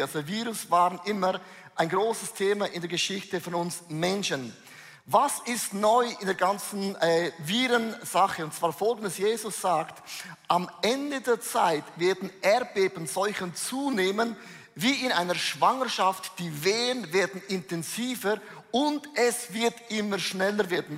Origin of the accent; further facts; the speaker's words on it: Switzerland; ich bin ein Schweizer